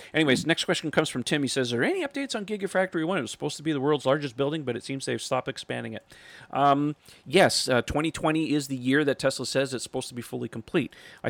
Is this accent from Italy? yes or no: yes; Italy; English is a second language; Sorry for my main English. I'm from Italy.